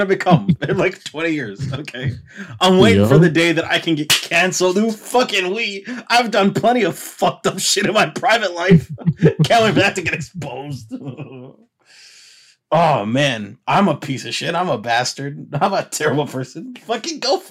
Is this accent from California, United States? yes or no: no; Chicago, Illinois, United States; moved away; also born or lived in Florida; I grew up on the fucking south side of Chicago